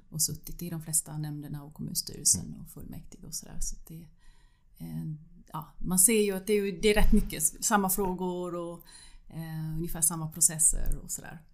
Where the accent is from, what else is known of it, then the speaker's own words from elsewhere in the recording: Tranås, Jönköping County, Sweden; moved away as an adult; also born or lived in Nässjö, Sweden; now in Ystad, Sweden; Jag var uppvuxen i Tranås men det är ju samma län. Det är Jönköpings län det också.